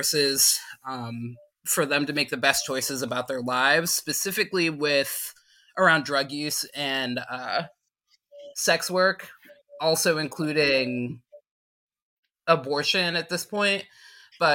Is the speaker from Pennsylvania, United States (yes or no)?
yes; South Mountain, Pennsylvania, United States; I am from South Mountain, Pennsylvania. It is a mountain of 286 people